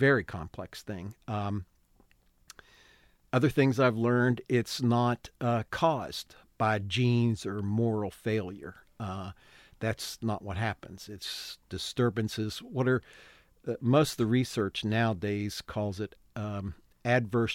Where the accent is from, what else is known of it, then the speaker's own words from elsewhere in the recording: West Virginia, United States; Born and raised in West Virginia.